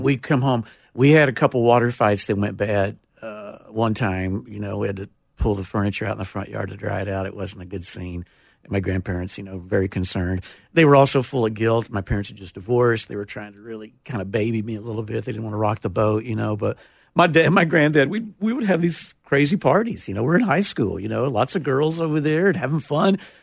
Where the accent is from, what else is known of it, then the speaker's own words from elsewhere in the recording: Taylor, Texas, United States; moved away as an adult; now in Nashville, United States; I was born in Taylor, Texas